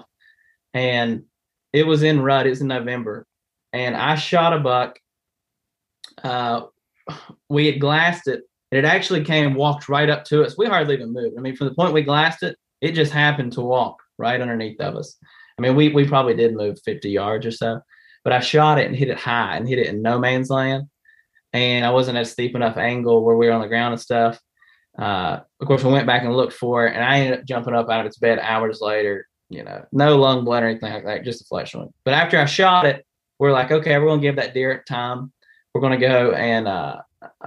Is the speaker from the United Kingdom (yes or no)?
no; West Virginia, United States; I'm from West Virginia